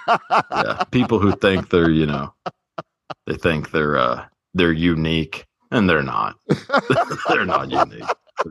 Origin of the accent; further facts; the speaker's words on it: Longview, Texas, United States; I'm from a little town in East Texas, Longview.